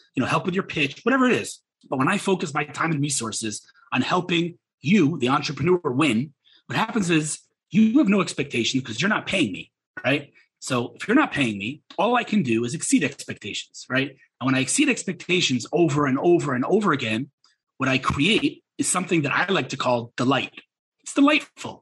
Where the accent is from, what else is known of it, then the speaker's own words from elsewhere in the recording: United States; now in Israel; I'm American